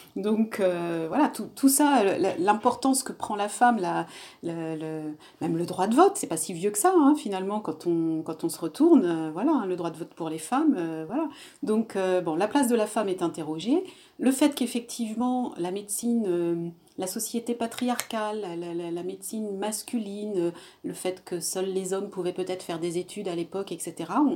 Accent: Réunion; je suis réunionnaise et, et dans ma culture, les femmes supportent beaucoup sans, sans, rien dire non plus

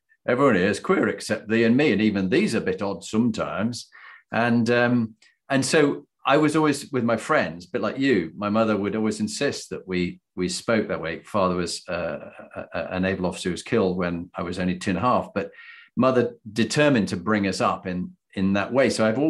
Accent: Halifax, Yorkshire and the Humber, United Kingdom; Huddersfield, I'm from Halifax.

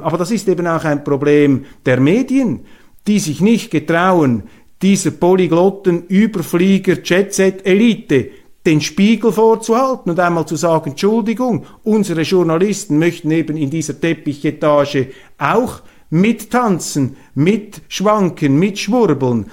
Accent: Switzerland; als Schweizer

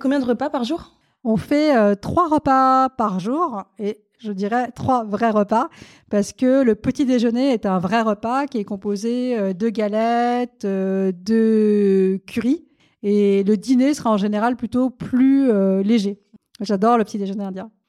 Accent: France; also born or lived in India; Je suis née en Inde, mais je suis arrivée en France lorsque j'étais toute petite

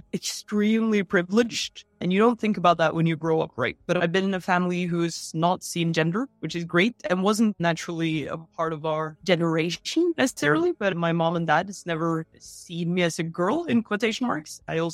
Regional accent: Oslo, Norway; Oslo, Norway.

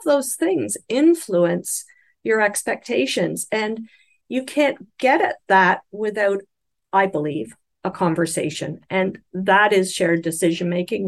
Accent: Canada; I'm speaking as a Canadian

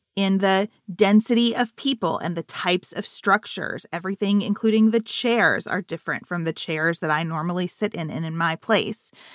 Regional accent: United States; as an American

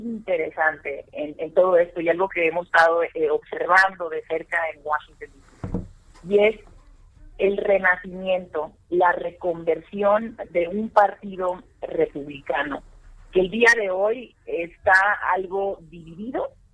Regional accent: Mexico; nosotros, como mexicanos

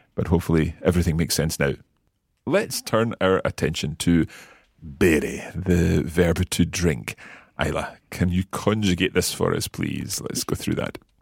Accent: Scotland, United Kingdom; being Scottish

